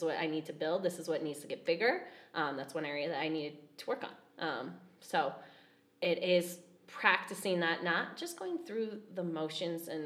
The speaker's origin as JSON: {"language": "English", "town": "Fort Collins", "region": "Colorado", "country": "United States", "tie": "born or raised there", "said": "Okay. I grew up in Fort Collins."}